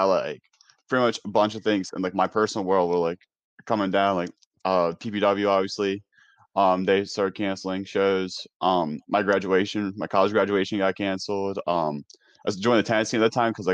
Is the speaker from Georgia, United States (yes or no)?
no; New York, United States; moved away; growing up in New York